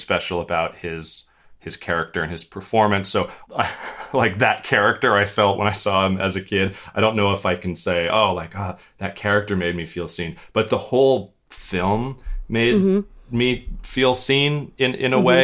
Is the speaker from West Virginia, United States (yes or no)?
no; St. Petersburg, Florida, United States; I'm from the cool part of Florida, which does exist. It's called St. Petersburg